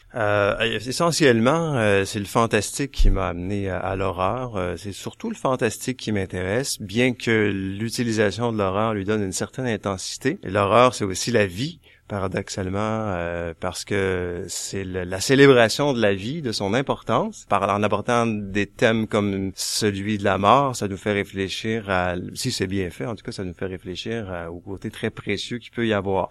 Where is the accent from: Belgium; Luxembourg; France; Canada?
Canada; Quebec; ici au Québec, on était euh, des Français en Amérique. Je pense plutôt que nous sommes maintenant des Américains qui parlent français